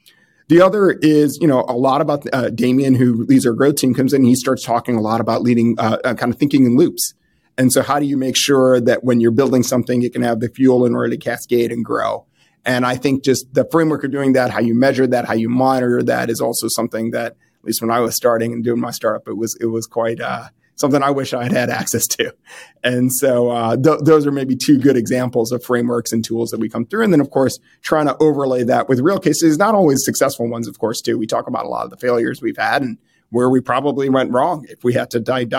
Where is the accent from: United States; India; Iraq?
United States; Midwest; And I came from the Midwest